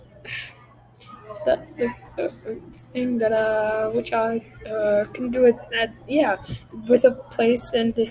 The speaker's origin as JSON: {"language": "English", "region": "Oklahoma", "country": "United States", "said": "Where I am from Oklahoma, there were lots of storms"}